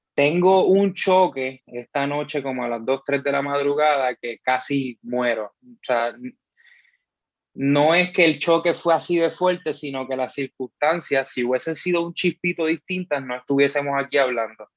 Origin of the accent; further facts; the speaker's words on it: Bayamón, Puerto Rico; soy de Bayamón